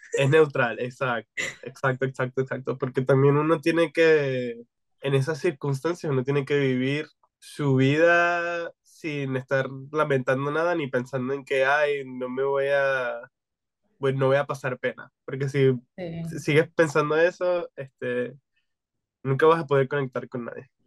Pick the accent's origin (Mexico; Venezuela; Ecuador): Venezuela; now in United States; que venimos de Venezuela